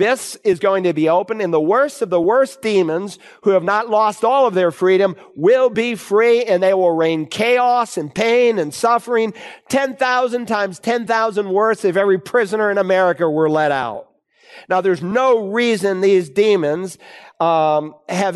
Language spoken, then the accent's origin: English; Worcester, Massachusetts, United States; moved away as an adult; I grew up in Worcester, Massachusetts, and I left home